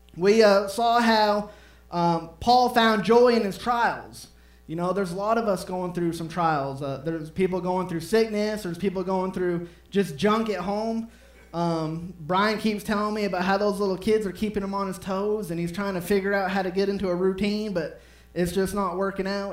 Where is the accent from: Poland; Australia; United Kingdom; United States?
United States; Maine; moved away; I'm from Maine